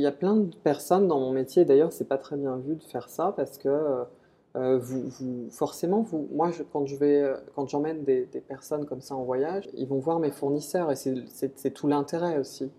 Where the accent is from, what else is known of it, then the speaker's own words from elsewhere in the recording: Nantes, Pays de la Loire, France; moved away; also born or lived in Saint-Amand-Montrond; Je suis un Nantes à la base je suis né à Nantes